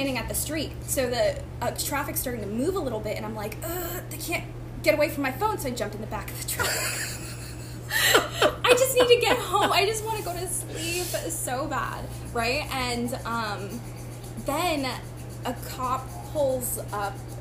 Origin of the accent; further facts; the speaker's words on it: Charleston, South Carolina, United States; I'm originally from James Island. I've lived in every part of Charleston.